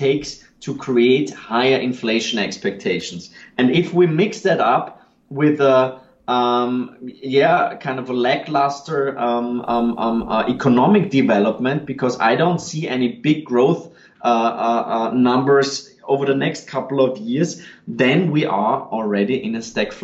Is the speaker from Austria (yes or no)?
yes; Austria; I'm from Austria